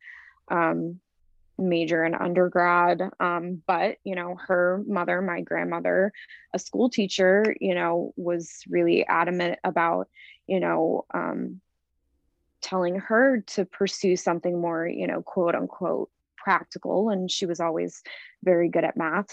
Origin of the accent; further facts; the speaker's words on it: Florida, United States; moved away as an adult; also born or lived in New York; When I graduated high school at 18, I moved to New York from Florida